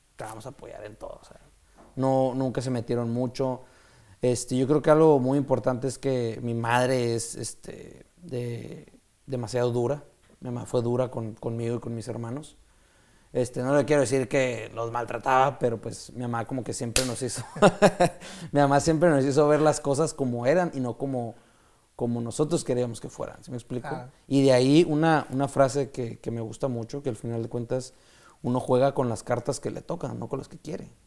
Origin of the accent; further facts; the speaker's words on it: Mexico; soy el único mexicano que ha ganado una Copa del Mundo en tiro con arco